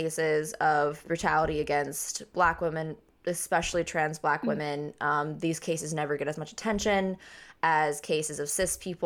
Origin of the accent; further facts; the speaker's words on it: Cheyenne, Wyoming, United States; I grew up in Cheyenne, Wyoming.